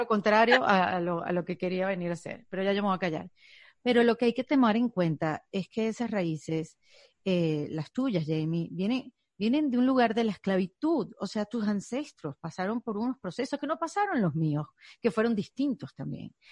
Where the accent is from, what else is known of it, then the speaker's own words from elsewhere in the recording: Venezuela; now in United States; yo soy un inmigrante venezolana